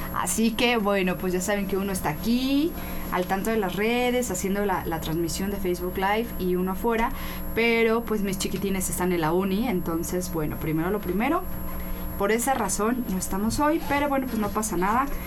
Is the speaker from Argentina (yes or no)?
no; Mexico; nosotros como mexicanos